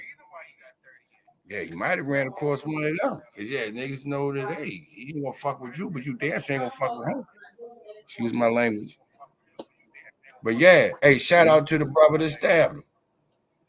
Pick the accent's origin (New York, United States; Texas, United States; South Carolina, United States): New York, United States; My home state